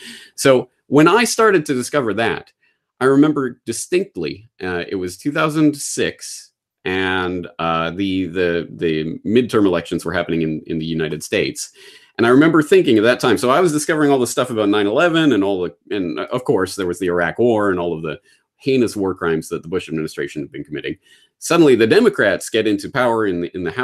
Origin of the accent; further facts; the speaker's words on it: Canada; as a Canadian